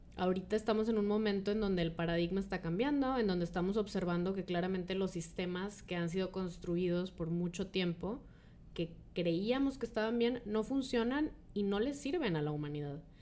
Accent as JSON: {"language": "Spanish", "town": "Monterrey", "region": "Nuevo León", "country": "Mexico", "tie": "born or raised there", "said": "aquí en Monterrey, que estamos aquí de hecho las tres en Monterrey, las tres nacimos en Monterrey"}